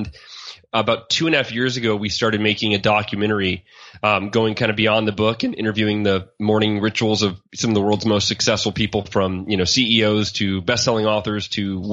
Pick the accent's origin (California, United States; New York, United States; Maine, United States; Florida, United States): California, United States; Oakhurst; now in Austin, United States; I grew up in Oakhurst, California, which is a small mountain town near Yosemite National Park up in Northern California